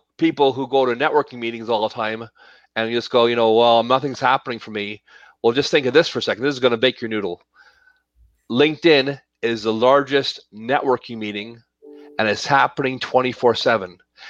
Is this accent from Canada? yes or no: yes; Toronto, Ontario, Canada; born there; now in Calgary, Canada; Yes, I was born in Toronto